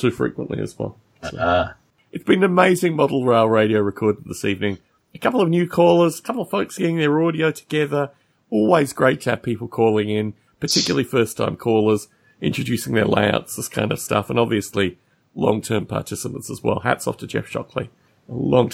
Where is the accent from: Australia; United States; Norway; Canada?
Australia; moved away; as an Australian overseas